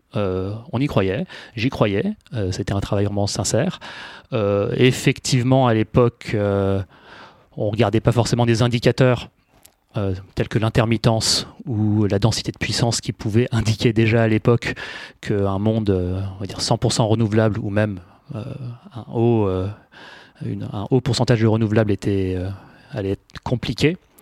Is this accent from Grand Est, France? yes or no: no; Paris, Île-de-France, France; moved away as an adult; also born or lived in United States / London; j'ai grandi à Paris, puis je suis allé faire mes études supérieures aux États-Unis, puis en Angleterre